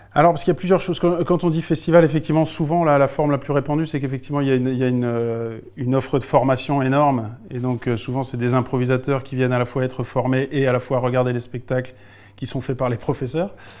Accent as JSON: {"language": "French", "area": "Alsace", "region": "Grand Est", "country": "France", "moved": "as an adult", "lives_now": "Lyon, France", "said": "Je suis alsacien. Mais je vis à Lyon depuis une vingtaine d'années"}